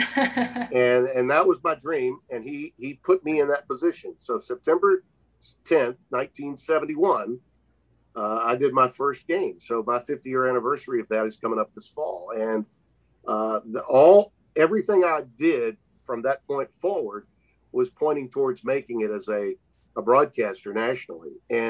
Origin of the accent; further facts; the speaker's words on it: Deep South, United States; I had the blessing of growing up in the Deep South with a dad that was a broadcaster that could correct my diction and correct my phonetics